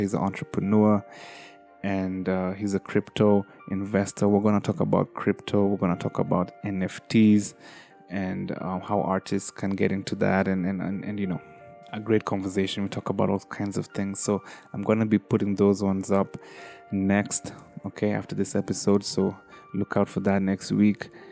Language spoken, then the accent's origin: English; Kenya; as a Kenyan, you know, as a third, third worldian